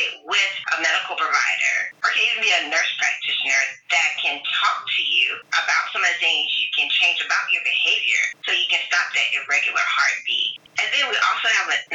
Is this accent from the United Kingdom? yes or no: no; Tampa, Florida, United States; moved away as an adult; also born or lived in rural Alabama / Tennessee; I grew up between Tampa, Florida and rural Alabama on a farm